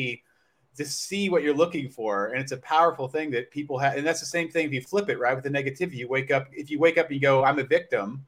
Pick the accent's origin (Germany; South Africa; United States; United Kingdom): United States; Louisville, Kentucky; Louisville, Kentucky.